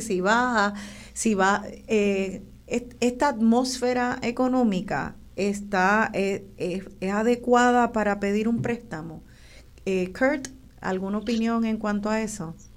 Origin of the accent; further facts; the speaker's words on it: Puerto Rico; como boricua